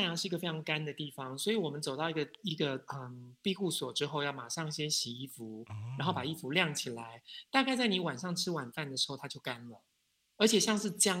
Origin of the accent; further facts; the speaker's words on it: Taiwan; 然后我就愣了一下，我想说：第一，你怎么知道我是台湾人？